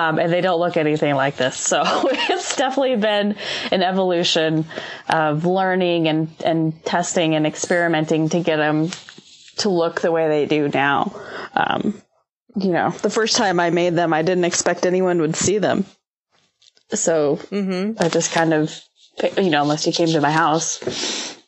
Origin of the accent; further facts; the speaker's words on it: Worden, Montana, United States; I grew up in Warden